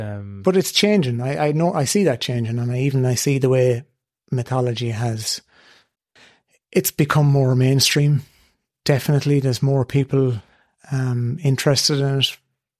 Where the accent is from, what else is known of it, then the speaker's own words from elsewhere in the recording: Boyle, County Roscommon, Ireland; I'll always say I'm from Boyle originally.